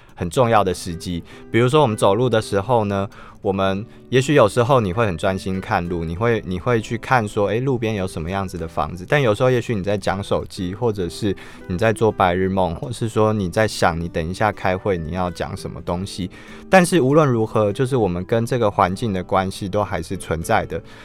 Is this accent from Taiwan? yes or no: yes; Taipei, Taiwan; 像对我这个土生土长的台北人来说